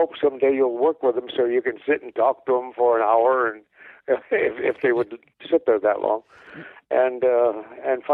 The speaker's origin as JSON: {"language": "English", "town": "Moline", "region": "Illinois", "country": "United States", "tie": "born or raised there", "moved": "yes", "lives_now": "Hollywood, United States", "said": "I'm from Moline, Illinois"}